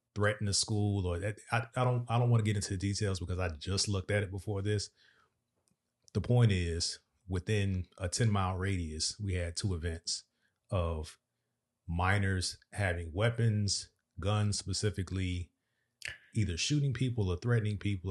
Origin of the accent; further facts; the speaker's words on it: Virginia, United States; moved away as an adult; also born or lived in Dubai; now in Dallas-Fort Worth, United States; We are from Virginia, the seven five seven area to be exact